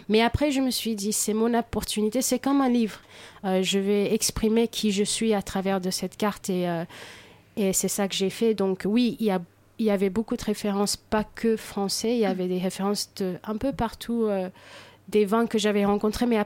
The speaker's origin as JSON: {"language": "French", "country": "United States", "tie": "born or raised there", "lives_now": "France", "said": "moi j'ai grandi aux États-Unis où euh, manger c'est pour être productif, pour avancer dans la vie, pour euh, bosser mieux. Et ici en France"}